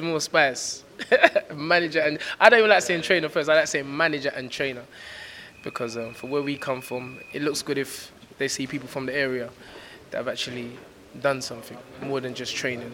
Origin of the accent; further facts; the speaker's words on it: London, United Kingdom; I'm from South London